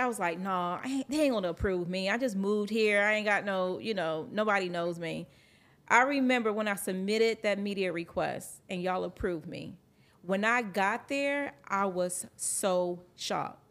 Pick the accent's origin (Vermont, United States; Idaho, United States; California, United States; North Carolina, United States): North Carolina, United States; moved away as an adult; now in Atlanta, United States; Being from North Carolina, coming out here to Atlanta